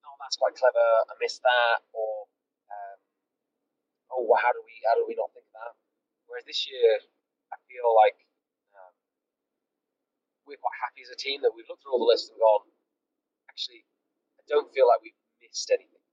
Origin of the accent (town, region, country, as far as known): England, United Kingdom